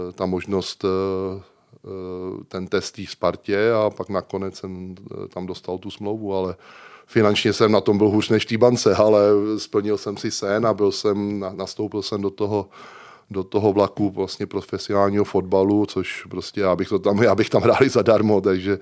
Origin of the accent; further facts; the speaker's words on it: Smetanova Lhota, South Bohemian Region, Czechia; also born or lived in Prague; nejsem rodákem, vlastně já jsem Pražák a vlastně jsem se tam přestěhoval v šesti letech, ale já se považuji prostě tam za, za toho vesnického kluka